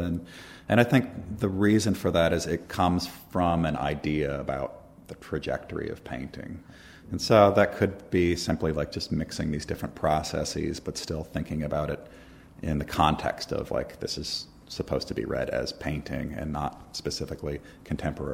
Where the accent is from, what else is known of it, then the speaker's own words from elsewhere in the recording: Minneapolis, Minnesota, United States; moved away as an adult; now in Philadelphia, United States; I'm from Minneapolis originally.